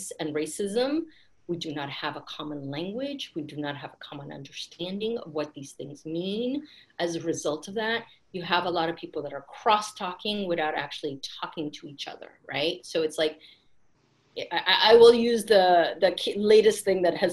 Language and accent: English; Bay Area, California, United States; I grew up in the Bay Area.